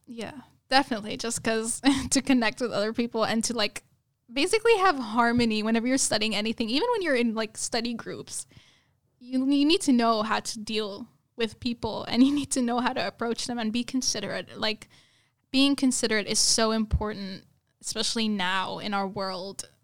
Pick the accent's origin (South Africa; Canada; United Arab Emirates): United Arab Emirates; moved away as an adult; also born or lived in Lebanon; now in Australia; i basically lived in united arab emirates all my life which is very very different from australia and I was actually born there.